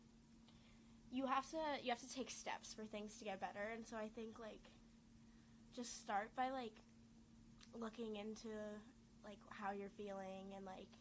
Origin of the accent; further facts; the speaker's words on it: Denver, Colorado, United States; moved away; I am from Denver, Colorado.